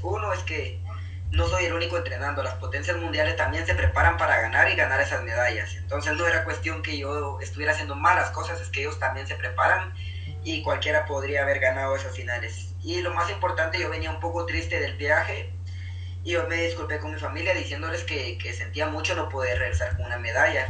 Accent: Antigua Guatemala, Sacatepéquez, Guatemala; yo soy un guatemalteco pues común y corriente, soy un guatemalteco normal

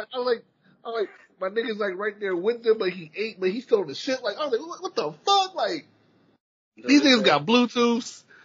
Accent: Charleston, South Carolina, United States; I'm from from Charleston, South Carolina

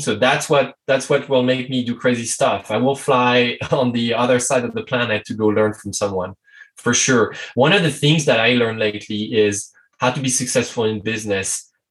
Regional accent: France; English is a second language; i'm french english is not my native language

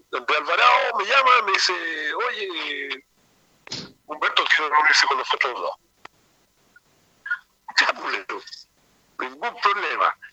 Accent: Chile; como, buen chileno

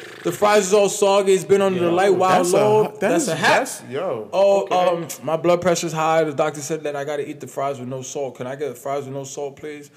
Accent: New York, United States; I'm from New York

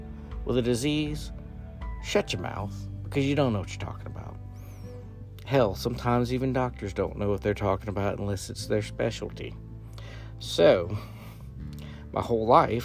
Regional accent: the South, United States; growing up in the South

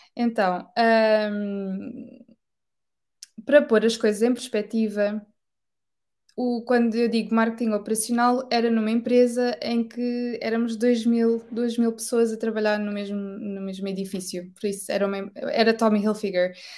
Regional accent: Portugal; first language Portuguese; moved away as an adult; also born or lived in Amsterdam, Netherlands; now in United Kingdom; sendo portuguesa

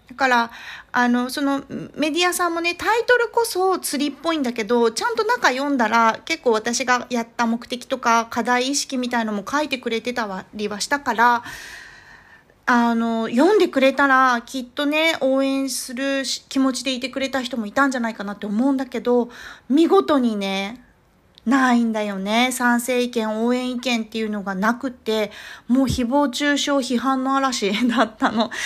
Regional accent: Japan; 日本で生まれ育ってる

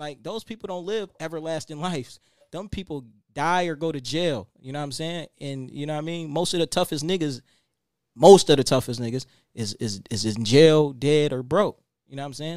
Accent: Buffalo, New York, United States; I came from Buffalo, New York, but we ain't had shit

